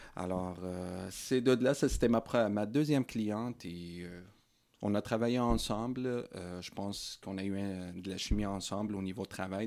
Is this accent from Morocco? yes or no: yes; Morocco; moved away as an adult; also born or lived in Sherbrooke, Canada; now in Coaticook, Canada; Je suis né et grandi au Maroc